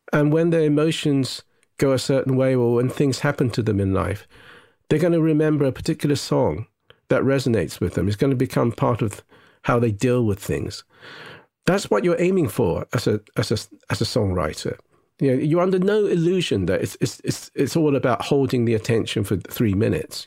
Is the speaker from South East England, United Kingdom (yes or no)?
yes; Southern England home counties, South East England, United Kingdom; born or raised there; first language Japanese; English is a second language; also born or lived in Nagasaki, Japan